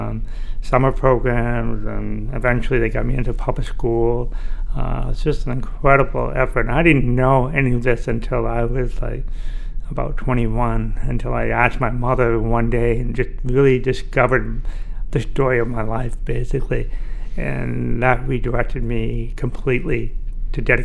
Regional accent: Orono, Maine, United States; I was born deaf in Orono, Maine

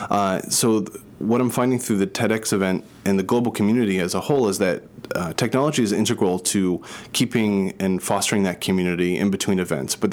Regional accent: New Jersey, United States; moved away as an adult; also born or lived in Boston; started when I was 18 and I moved from New Jersey to Boston and I was going to Boston University and studying psychology

